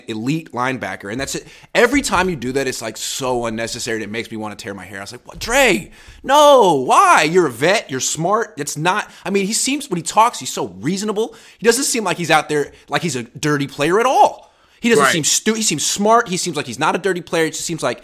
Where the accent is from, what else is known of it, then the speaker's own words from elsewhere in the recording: the Bay Area, California, United States; I'm from the Bay